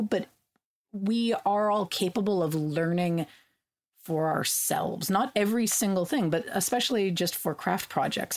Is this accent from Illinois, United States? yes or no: no; California, United States; I grew up in California, we had water rationing